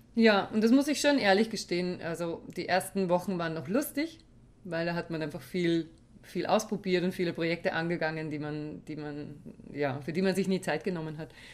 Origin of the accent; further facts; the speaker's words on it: Weinviertel, Lower Austria, Austria; Bei uns im Weinviertel nannte man das so